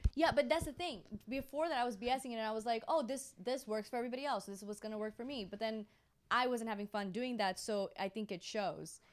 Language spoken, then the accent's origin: English; Florida, United States; also born or lived in India; I was born in Florida